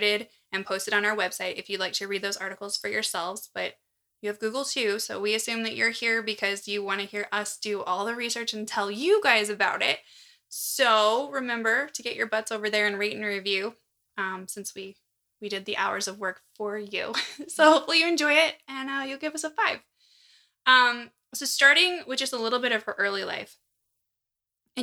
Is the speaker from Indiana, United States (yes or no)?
yes; La Porte, Indiana, United States; my hometown of LaPorte, Indiana